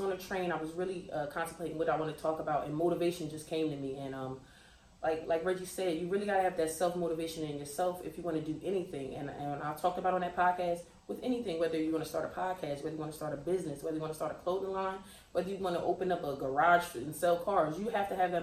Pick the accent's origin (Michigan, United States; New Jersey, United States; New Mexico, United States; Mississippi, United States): New Jersey, United States; Trenton; I am from Trenton, New Jersey